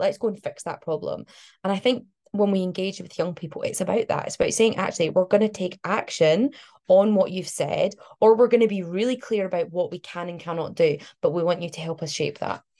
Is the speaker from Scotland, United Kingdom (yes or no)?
yes; Glasgow, Scotland, United Kingdom; moved away as an adult; Glasgow, which is where I'm from. So I was born in Glasgow, lived there for like most of my life. Um, and I've only just recently moved away.